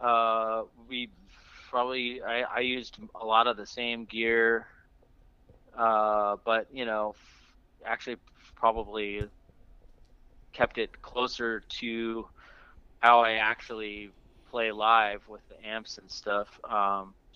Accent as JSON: {"language": "English", "region": "New Mexico", "country": "United States", "tie": "born or raised there", "moved": "yes", "lives_now": "Bay Area, United States", "said": "I grew up in New Mexico, but I moved out here probably I think I got out here around 2004, 2005"}